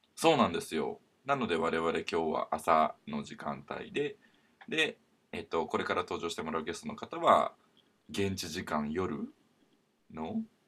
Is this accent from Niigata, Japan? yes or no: no; Kyoto, Japan; 僕は京都の出身